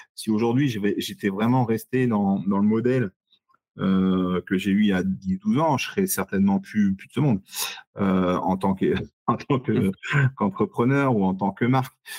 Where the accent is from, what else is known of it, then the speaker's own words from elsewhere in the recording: Saumur, Pays de la Loire, France; Saumur, ma ville natale